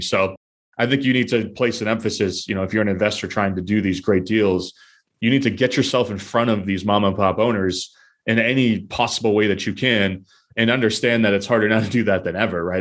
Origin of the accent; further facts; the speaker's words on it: New Hampshire, United States; now in Boston, United States; I grew up in New Hampshire and I'm currently live in Boston